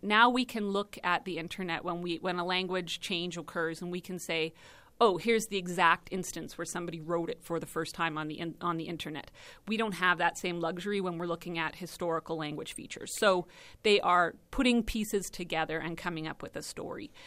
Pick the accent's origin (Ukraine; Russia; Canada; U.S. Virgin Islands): Canada; Watson, Saskatchewan; also born or lived in Eston, Saskatchewan; I was born in Eston and, uh, raised in Watson